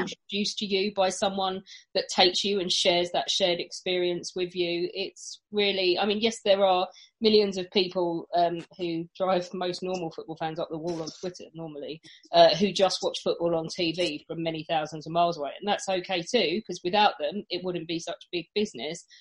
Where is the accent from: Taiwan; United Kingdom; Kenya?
United Kingdom; England; being English